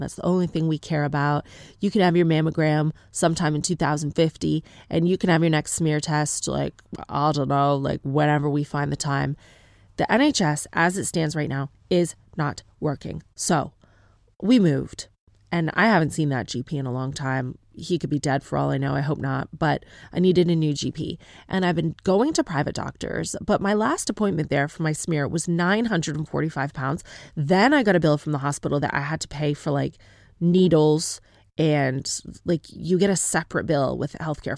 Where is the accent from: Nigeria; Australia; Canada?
Canada; accent: Canadian; moved away as an adult; now in United Kingdom; My accent is from Canada. I am not ethnically Canadian